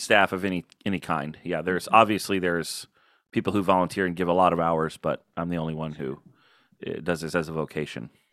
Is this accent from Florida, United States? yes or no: yes; Florida, United States; also born or lived in Illinois / California; now in Baltimore, United States; I moved to Florida in fourth grade, so really I'm a Florida kid